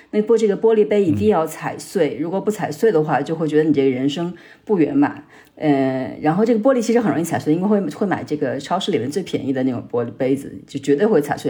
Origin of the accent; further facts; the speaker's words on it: Hubei, China; moved away as an adult; also born or lived in Beijing; now in Israel; 我是嗯。湖北人，在，呃，在北京读书了六年的时间